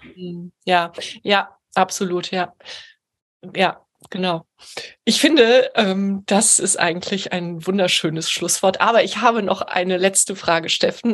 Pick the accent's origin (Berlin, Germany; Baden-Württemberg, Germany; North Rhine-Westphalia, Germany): Baden-Württemberg, Germany; Heidelberg; moved away as an adult; now in Hamburg, Germany; ich lebe in Hamburg und bin ursprünglich eben auch aus Heidelberg